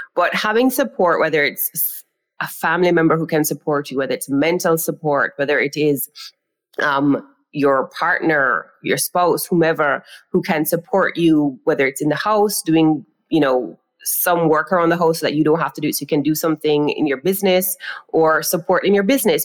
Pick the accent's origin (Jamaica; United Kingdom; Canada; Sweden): Jamaica; I am from Jamaica. That's the island that I am speaking to you all from